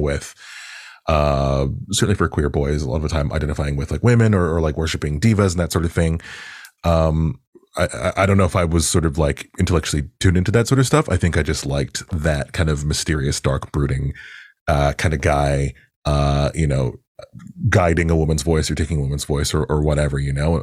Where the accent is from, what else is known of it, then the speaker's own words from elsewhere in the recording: Toronto, Ontario, Canada; also born or lived in Pickering; I grew up in Agent Court in particular.